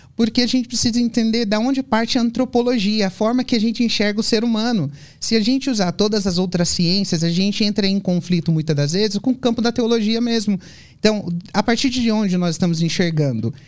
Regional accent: São Paulo, Brazil; also born or lived in Brasília / Europe; eu sou de São Paulo

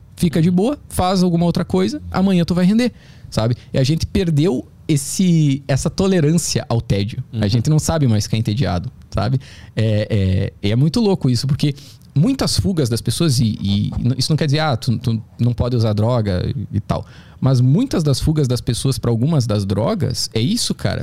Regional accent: South Region, Brazil; moved away; also born or lived in São Paulo; eu também sou do Sul

